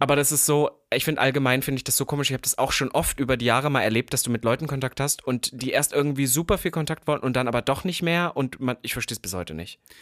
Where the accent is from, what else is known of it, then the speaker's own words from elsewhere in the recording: Halle, Saxony-Anhalt, Germany; moved away; Halle-Saale, da wo ich herkomme